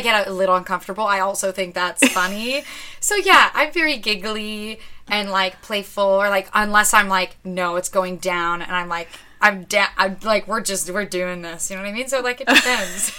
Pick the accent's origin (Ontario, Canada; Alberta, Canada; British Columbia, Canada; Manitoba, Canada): Ontario, Canada; Ottawa; moved away; I grew up in Ottawa, so my whole family's there